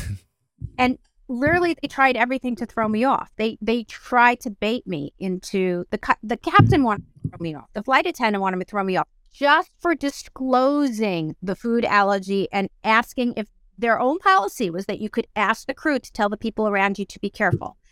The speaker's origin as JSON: {"language": "English", "country": "South Africa", "tie": "born or raised there", "moved": "yes", "said": "I was born in South Africa and I wanted to take my family back there"}